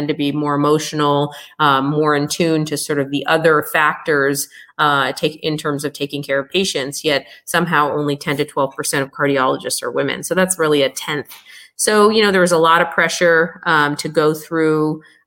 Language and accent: English; United States; being American born